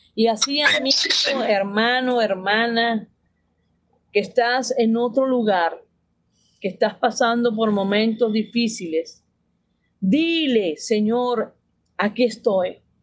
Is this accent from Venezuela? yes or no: yes; Venezuela; moved away as an adult; now in Mexico; somos venezolanos, venimos aquí a México